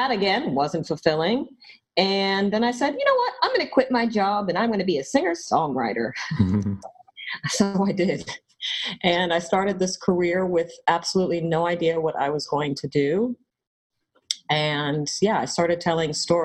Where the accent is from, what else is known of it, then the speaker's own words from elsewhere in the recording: Georgia, United States; moved away; also born or lived in Atlanta / New York; I grew up in Georgia